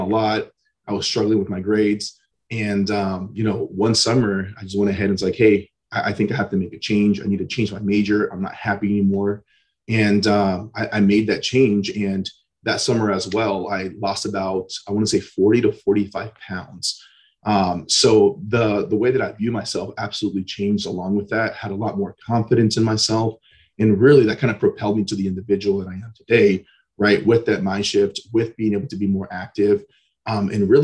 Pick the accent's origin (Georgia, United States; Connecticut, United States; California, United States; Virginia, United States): California, United States; Antioch; So I was born and raised in Northern California. So the East Bay, so a little town called Antioch, kind of a small middle-class town.